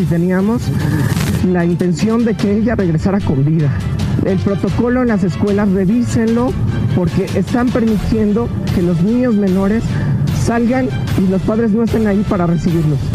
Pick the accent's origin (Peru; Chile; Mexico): Peru; yo soy de Perú